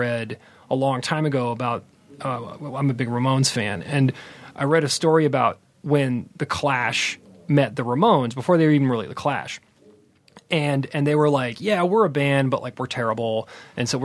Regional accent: St. Petersburg, Florida, United States; moved away as an adult; also born or lived in Massachusetts; now in Los Angeles, United States; I grew up in Florida.

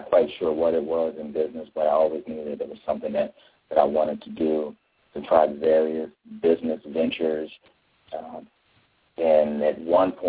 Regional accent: Arlington, Virginia, United States; I grew up in Arlington, Virginia.

